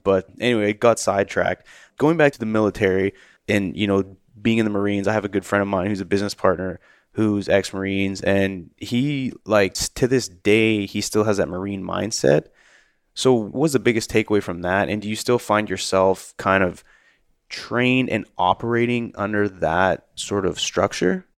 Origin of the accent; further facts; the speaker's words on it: Canada; growing up in Canada